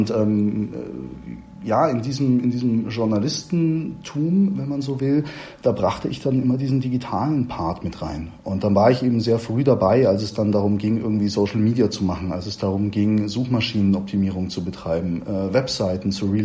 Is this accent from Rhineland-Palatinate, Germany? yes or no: no; Munich, Bavaria, Germany; born there; kam ich dann eben auch wieder hier zurück nach München in, in meine Geburtsstadt